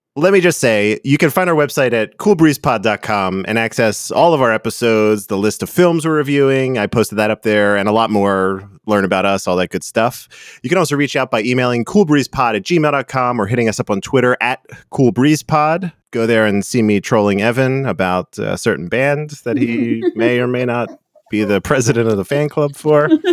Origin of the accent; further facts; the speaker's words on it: United States; I'm American